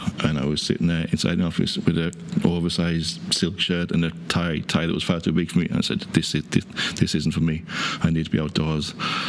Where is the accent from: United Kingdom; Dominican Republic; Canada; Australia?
United Kingdom; North West England; accent: Cumbrian; now in Ireland; any time I go home, I'm always being accused of being Irish. No, that there's a twang there, but no, I still have that Cumbrian twang. Lake District would be very similar to Kerry, Killarney area.